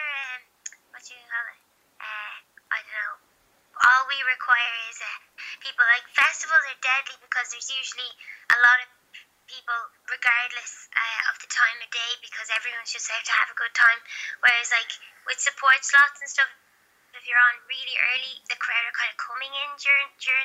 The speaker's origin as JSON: {"language": "English", "country": "Ireland"}